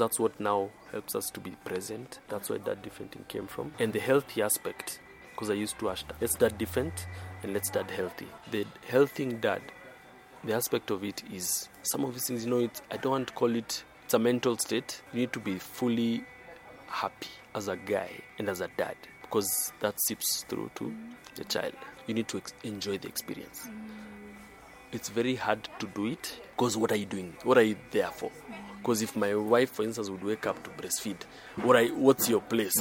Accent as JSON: {"language": "English", "region": "Nairobi", "country": "Kenya", "said": "I'm from Nairobi, Kenya"}